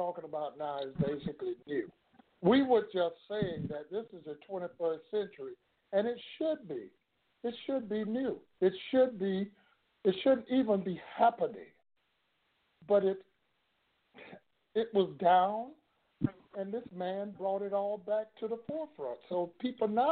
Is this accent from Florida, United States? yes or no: yes; Florida, United States; my hometown down here in Florida